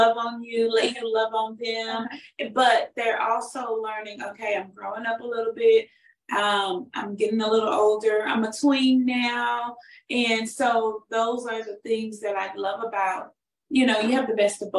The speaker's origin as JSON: {"language": "English", "town": "Houston", "region": "Texas", "country": "United States", "tie": "born or raised there", "said": "Yes, right. Yes. In Houston, Texas."}